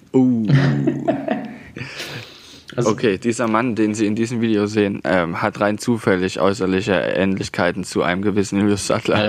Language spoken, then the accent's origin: German; Saxony, Germany; accent: Saxon; unseren sächsischen Dialekt